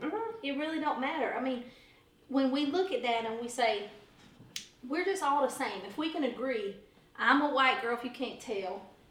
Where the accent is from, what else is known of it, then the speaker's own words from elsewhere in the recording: the South, United States; I'm from the South.